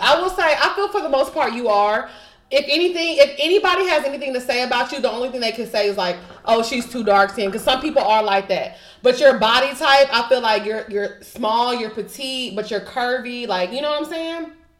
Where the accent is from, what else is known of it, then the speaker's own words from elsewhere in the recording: Texas, United States; moved away as an adult; also born or lived in California; now in Atlanta, United States; I was born in Cali, but that don't count because I moved to Texas when I was like one. So I was raised in Texas. I eat like a Texas girl. I've never lived anywhere besides Texas until I moved to Atlanta last year.